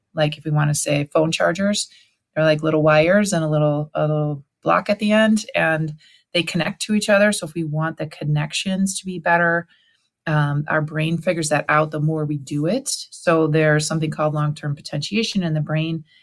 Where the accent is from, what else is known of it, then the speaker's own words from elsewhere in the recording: Cleveland, Ohio, United States; Allie and I, we're from Cleveland, Ohio